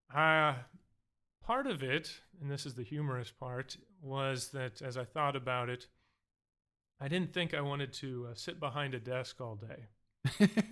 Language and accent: English; Montana, United States; also born or lived in Alaska; now in Southern California, United States; growing up in Alaska and Montana